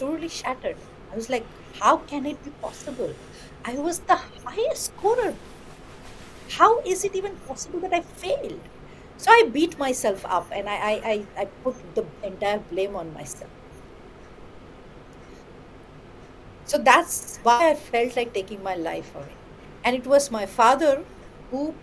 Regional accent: West Bengal, India; first language Bengali; English is a second language; also born or lived in Kolkata; I used to be in a very small town in West Bengal, learning in my own mother tongue, Bengali

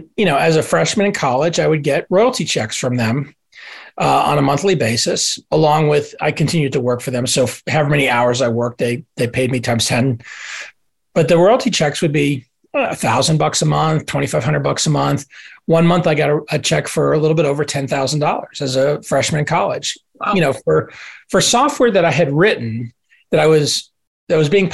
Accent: Dallas, Texas, United States; I grew up in Dallas, Texas

